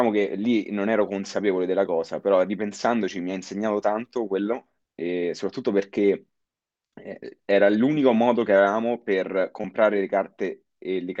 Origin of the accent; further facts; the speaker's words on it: Lazio, Italy; also born or lived in United States; Io sempre ho frequentato la scuola qui, io sono nato a, in provincia di Roma.